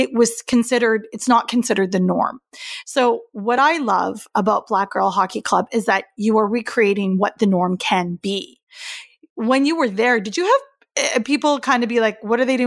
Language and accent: English; East Coast of Canada, Atlantic Canada, Canada; I grew up on the East Coast of Canada